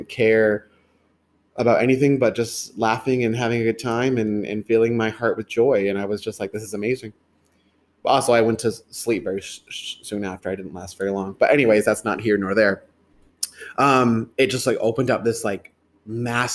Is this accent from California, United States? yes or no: no; Merrimack, New Hampshire, United States; I grew up in Merrimack, New Hampshire